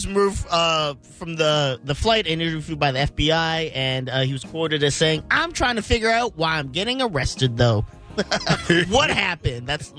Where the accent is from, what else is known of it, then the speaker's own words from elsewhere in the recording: Canada; I know bacon and maple syrup. I'm from Canada.